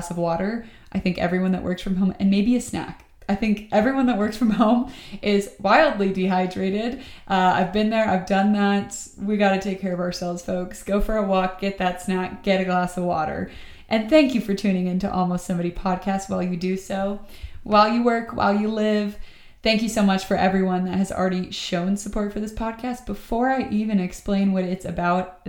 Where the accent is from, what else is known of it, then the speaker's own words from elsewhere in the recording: Atlanta, Georgia, United States; moved away as an adult; now in Austin, United States; I'm from Atlanta, Georgia. I moved out here during the global pandemic for a job.